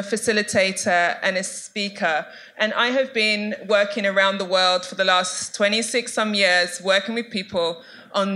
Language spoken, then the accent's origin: English; London, United Kingdom; I'm from East London